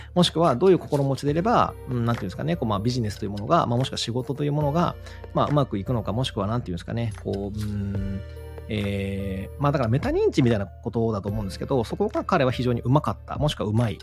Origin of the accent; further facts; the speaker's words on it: Kagawa, Japan; 僕とすごい出身地が、てかまあ彼も香川出身